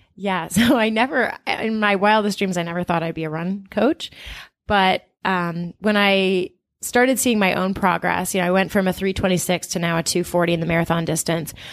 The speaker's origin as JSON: {"language": "English", "town": "Portland", "region": "Maine", "country": "United States", "also_born_or_lived": "Brooklyn", "moved": "yes", "lives_now": "Boston, United States", "said": "I'm originally from Portland, Maine."}